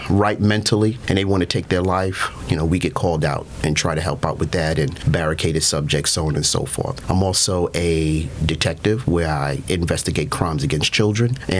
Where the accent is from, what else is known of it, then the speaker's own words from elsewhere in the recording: New York City, New York, United States; moved away as an adult; now in Baytown, United States; I'm originally from New York City and came to the great state of Texas for the warm weather